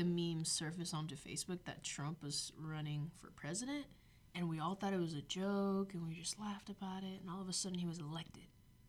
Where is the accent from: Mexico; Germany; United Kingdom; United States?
Mexico; Both of my parents are Hispanic. Yeah, so I was raised in Mexico.